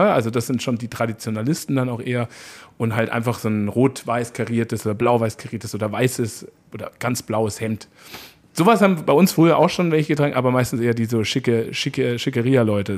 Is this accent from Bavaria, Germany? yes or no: yes; Munich, Bavaria, Germany; ich bin ja da groß geworden, auch auf, ich komme aus dem Süden von München